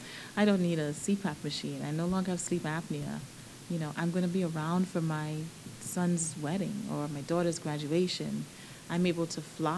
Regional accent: Nassau, New Providence, Bahamas; moved away as an adult; also born or lived in Baltimore, Maryland / Southern California; now in Georgia, United States; I was born and raised in Nassau, Bahamas, and I came here for college.

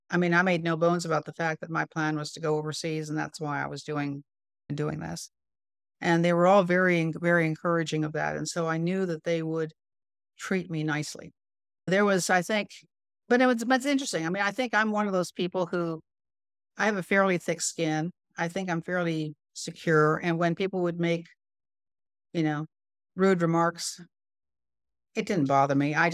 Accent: North India, India; I think I'm relatively good at languages, and I grew up in India.

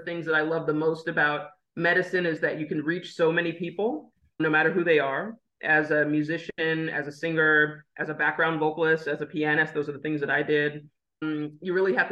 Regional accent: Lincoln, Nebraska, United States; I was born in Lincoln, Nebraska

